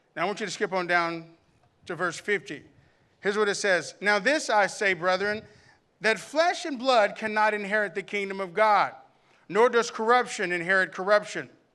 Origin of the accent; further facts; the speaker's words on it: Camden, Arkansas, United States; I remember growing up in the Damascus Road Baptist Church in Camden, Arkansas